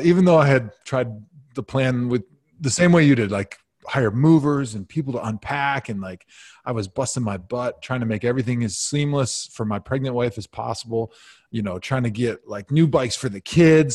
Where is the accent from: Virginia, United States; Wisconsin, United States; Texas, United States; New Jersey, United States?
Wisconsin, United States; outside of Milwaukee; moved away as an adult; also born or lived in Madison, Wisconsin / Cleveland, Ohio; I grew up outside of Milwaukee.